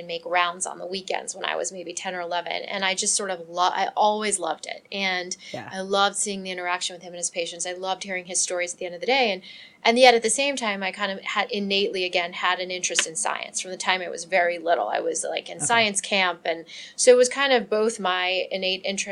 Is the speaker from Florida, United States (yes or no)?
yes; Miami, Florida, United States; I grew up in South Florida, which is kind of like a melting pot to begin